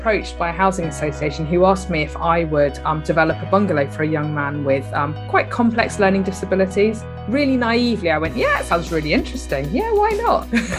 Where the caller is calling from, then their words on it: South West England, United Kingdom; I'm down in Devon, actually. That's where I'm based.